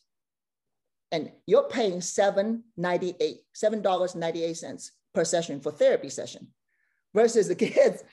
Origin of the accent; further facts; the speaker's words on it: China; moved away as an adult; also born or lived in Beijing; now in Bay Area, United States; growing up in China